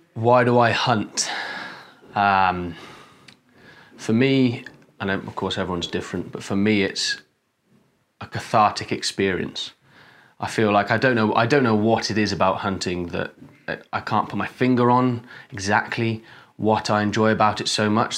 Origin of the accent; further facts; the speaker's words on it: Wales, United Kingdom; I'm a Welshman